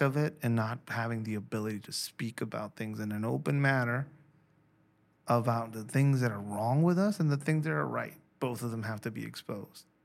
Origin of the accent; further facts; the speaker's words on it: Mexico; I'm from Mexico